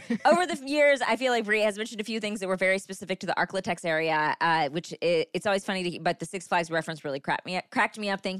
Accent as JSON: {"language": "English", "town": "Shreveport", "region": "Louisiana", "country": "United States", "tie": "born or raised there", "said": "I grew up in Shreveport. Shout out to Shreveport. I grew up near there, uh, which is very close to where Brea is from."}